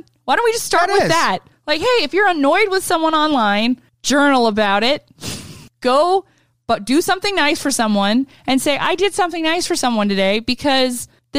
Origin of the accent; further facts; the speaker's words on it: Orange County, California, United States; I'm from Orange County